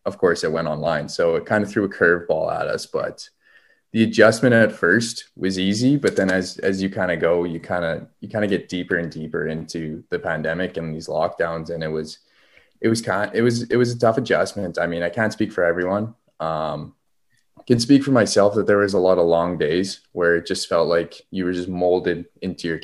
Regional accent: Prince Albert, Saskatchewan, Canada; I'm from Prince Albert, which is just down the road, an hour and a half.

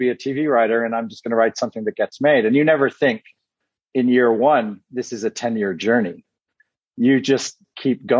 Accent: Canada; moved away as an adult; as a Canadian kid

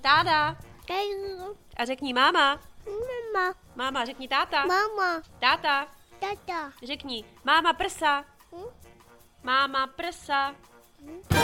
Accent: Prague, Czechia; tenkrát ještě byl Julius Meinl prostě ten obchod u nás v Řepích na sídlišti

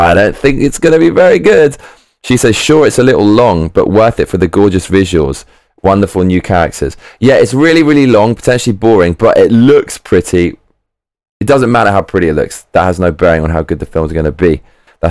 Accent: United Kingdom; I'm British

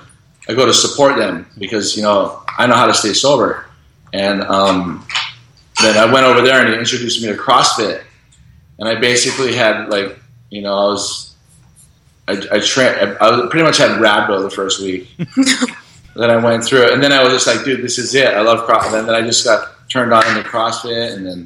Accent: Kauai, Hawaii, United States; I was born and raised on Kauai, so like growing up here

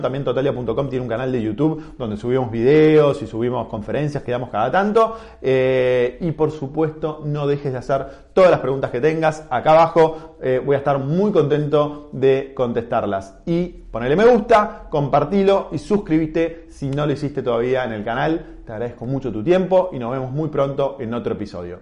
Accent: Argentina; siendo argentino en el, año 1995.

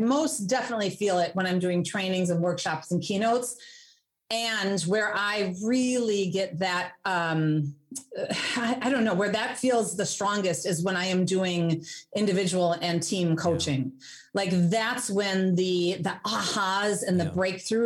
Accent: Hastings, Minnesota, United States; moved away as an adult; also born or lived in Germany / Wisconsin; now in Madison, United States; I grew up in the Twin Cities, so in Hastings in Minnesota.

